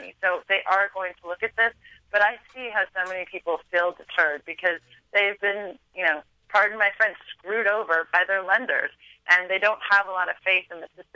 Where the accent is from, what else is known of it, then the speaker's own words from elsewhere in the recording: California, United States; I'm from California